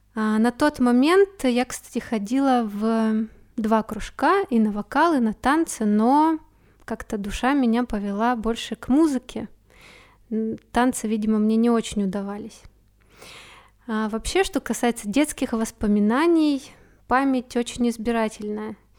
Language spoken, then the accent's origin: Russian; Achinsk, Krasnoyarsk Krai, Russia; now in Moscow, Russia; А сейчас я живу в необъятной Москве, но родом я из Сибири, из маленького города Ачинск в Красноярском крае.